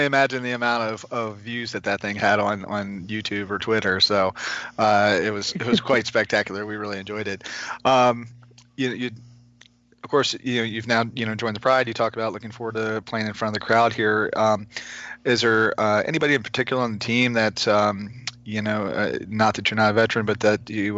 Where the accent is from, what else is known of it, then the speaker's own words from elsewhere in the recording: Bel Air, Maryland, United States; I'm from Bel Air